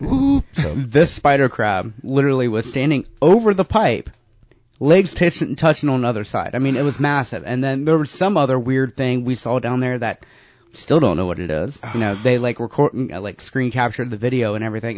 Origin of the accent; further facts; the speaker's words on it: North Carolina, United States; I grew up in North Carolina in the woods, basically.